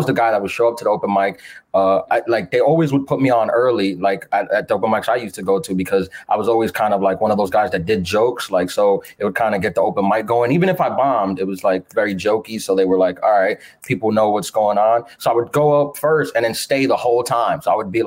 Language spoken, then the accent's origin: English; New York City, New York, United States; I was born and raised in Queens, New York